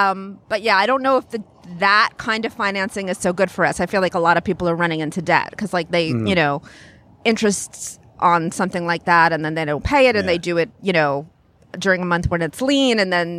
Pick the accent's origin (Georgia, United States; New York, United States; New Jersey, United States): New York, United States; Long Island; No, I'm from Long Island, New York.